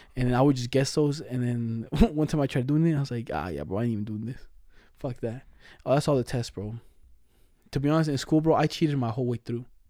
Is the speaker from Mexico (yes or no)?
yes; Mexico; accent: Mexican Spanish; moved away; I was born in Mexico.